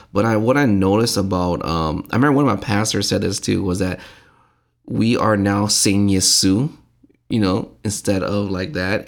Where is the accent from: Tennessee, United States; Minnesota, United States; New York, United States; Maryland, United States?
Minnesota, United States; Saint Paul; growing up around, I, I'm, I must have been the age of, like, four or five and running around with other Hmong kids. My dad was helping, uh, build, uh, Saint Paul Hmong Lions Church